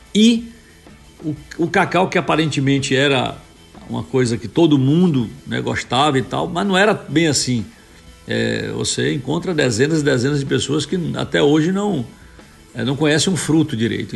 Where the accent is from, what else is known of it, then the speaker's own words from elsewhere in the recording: Guanambi, Bahia, Brazil; moved away as an adult; also born or lived in Ilhéus, Bahia; Eu sou de Guanambi do Sertão, da Bahia